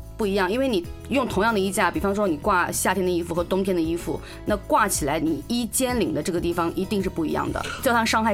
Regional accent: China; 类似于我们中国人教的厨堂式的一个地方

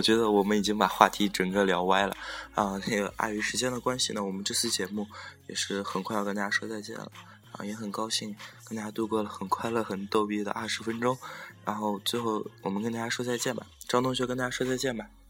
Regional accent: Xi'an, Shaanxi, China; 我现在待的是我的老家，我这个住在十三朝古都西安

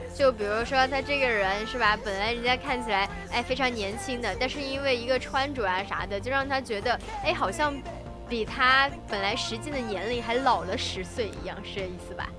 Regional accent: China; 我们中国人

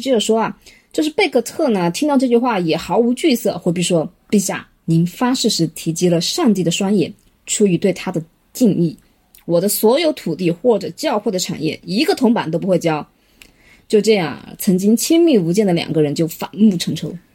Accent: China; 我们中国人

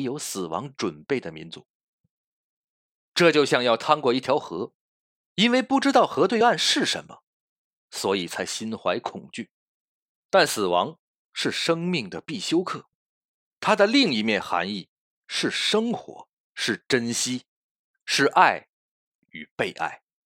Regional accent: China; 我们中国人缅怀逝去的亲人祭奠祖先的日子

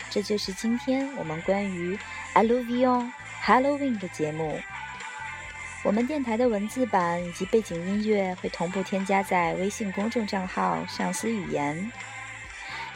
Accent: China; 我们中国人也来过万圣夜一样

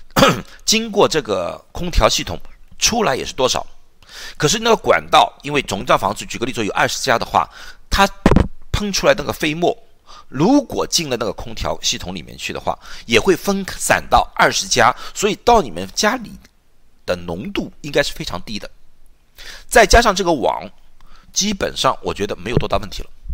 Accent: China; 因为你知道中国的餐厅，我们都中国人

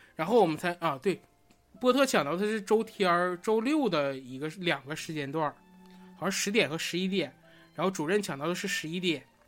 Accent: Northeast China, China; 我作为一个东北人

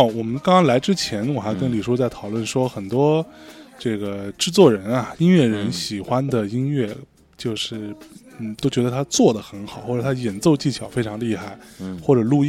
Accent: Hong Kong; 你觉得我作为香港人，我都没有那么熟。

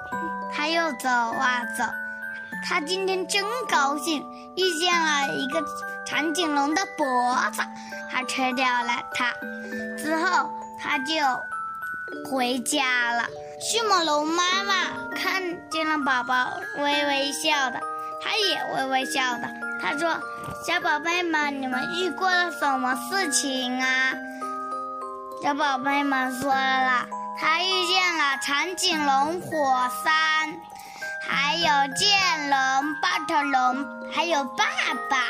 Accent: Nanchang, Jiangxi, China; 今年六岁四个月了。我来自江西南昌，

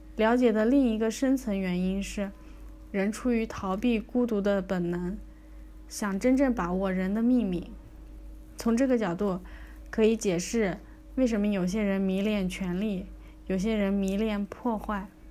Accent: China; 我们中国人

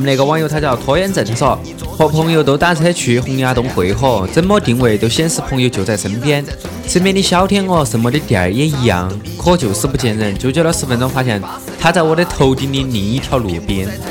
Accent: Chongqing, China; 作为一个重庆人

